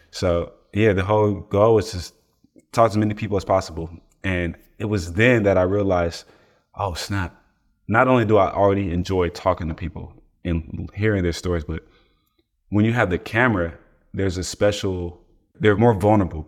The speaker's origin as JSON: {"language": "English", "town": "East Palo Alto", "region": "California", "country": "United States", "also_born_or_lived": "Oakland", "said": "I'm from East Palo Alto, California."}